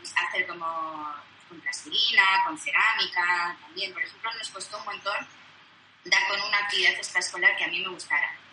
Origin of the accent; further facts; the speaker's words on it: Vitoria-Gasteiz, Basque Country, Spain; moved away as an adult; now in Barcelona, Spain; vine a Barcelona a estudiar, yo soy de Vitoria